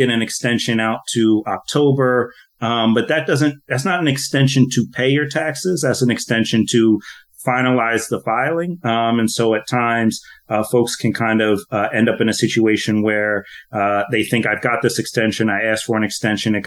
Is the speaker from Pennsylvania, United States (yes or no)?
yes; Philadelphia, Pennsylvania, United States; now in Hawaii, United States; I'm from Philadelphia originally, okay. But living out here in Hawaii now